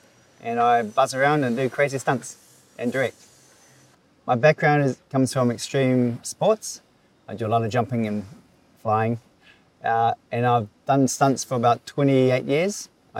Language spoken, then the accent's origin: English; New Zealand; accent: Kiwi; now in Philippines; So I'm from New Zealand. My Kiwi accent sometimes is very strong.